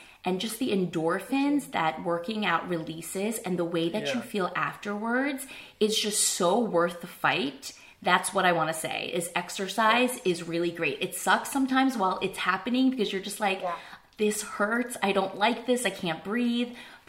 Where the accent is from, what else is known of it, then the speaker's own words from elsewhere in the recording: New Jersey, United States; I grew up in New Jersey. I'm a kid of retailers.